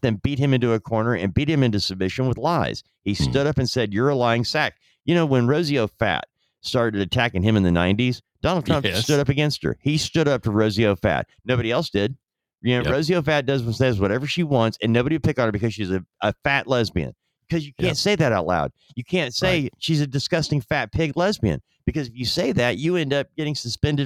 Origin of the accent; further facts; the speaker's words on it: United States; as an American citizen